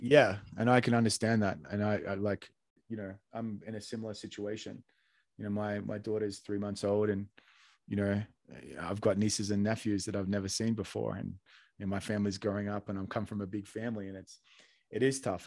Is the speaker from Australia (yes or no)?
yes; Australia; moved away; I was born in Australia